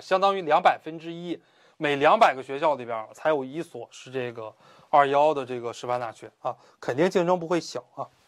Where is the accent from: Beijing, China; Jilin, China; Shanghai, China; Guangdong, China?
Beijing, China; moved away as an adult; also born or lived in Hunan; 我是一个北京人